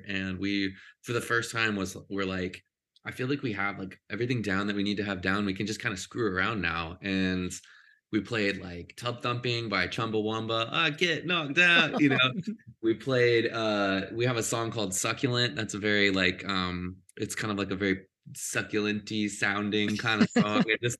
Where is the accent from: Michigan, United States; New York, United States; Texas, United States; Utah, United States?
Texas, United States; now in Los Angeles, United States; I grew up in Texas.